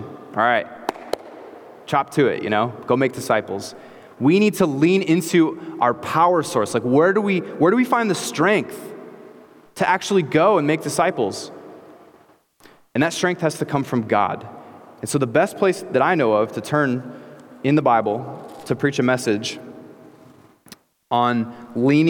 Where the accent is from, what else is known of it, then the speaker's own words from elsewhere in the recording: Clinton, United States; moved away as an adult; I came to Clinton with my family. I grew up here, but we moved back here to plant this church